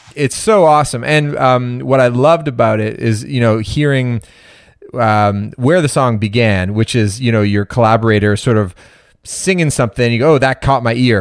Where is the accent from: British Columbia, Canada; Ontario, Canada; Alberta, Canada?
Ontario, Canada; Toronto; I'm born and raised in Toronto, but my dad's from New York, Manhattan.